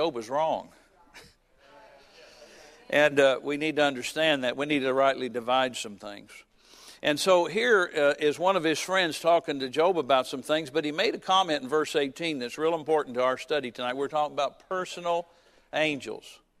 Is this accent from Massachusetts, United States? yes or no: no; Fairborn, Ohio, United States; also born or lived in Springfield, Ohio; We moved to Springfield, Ohio, which is a few miles from where I grew up in Fairborn